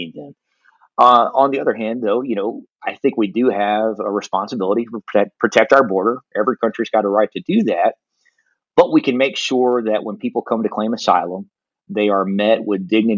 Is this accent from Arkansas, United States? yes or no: yes; El Dorado, Arkansas, United States; in Arkansas, you know, in my hometown of El Dorado